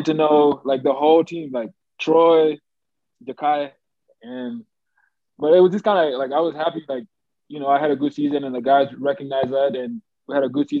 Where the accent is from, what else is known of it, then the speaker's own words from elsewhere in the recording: Australia; moved away as an adult; growing up in Australia, high school, like playing basketball